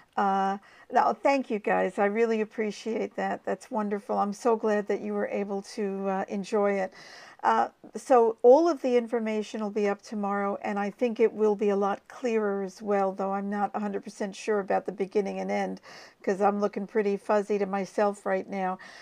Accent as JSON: {"language": "English", "country": "United States", "tie": "born or raised there", "moved": "yes", "lives_now": "Australia", "said": "as an American by birth"}